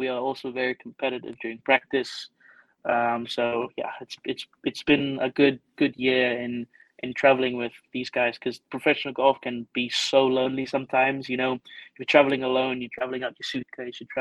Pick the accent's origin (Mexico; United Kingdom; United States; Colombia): United Kingdom; England; moved away as an adult; also born or lived in Stellenbosch, South Africa / Aberdeen, Scotland; now in South Africa; growing up in England as a junior and amateur, I was always the only non-white player there